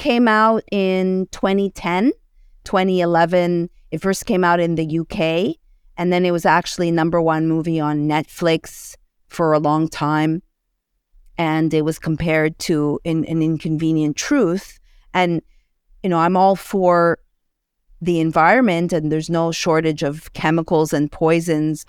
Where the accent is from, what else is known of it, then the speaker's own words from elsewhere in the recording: Montreal, Quebec, Canada; moved away as an adult; now in United States; I hail from Montreal, Canada